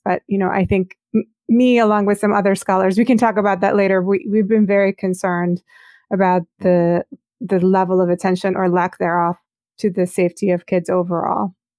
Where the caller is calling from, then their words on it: Baltimore, Maryland, United States; I'm calling from Baltimore, Maryland, on the east coast of the U S